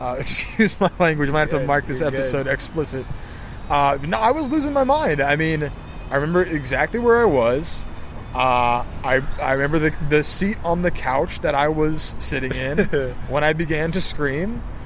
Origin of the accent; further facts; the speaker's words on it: Bay Area, California, United States; also born or lived in Los Angeles / Florida / New England; now in Sacramento, United States; I grew up in the Bay Area, as did you. I've lived in LA and Florida and other places, New England, all over the place. I've been in Sacramento for 6 years now